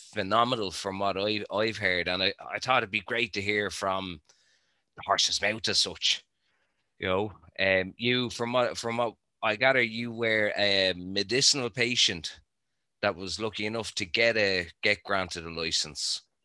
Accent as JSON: {"language": "English", "country": "Ireland", "said": "I'm the Irish contingent of our little show"}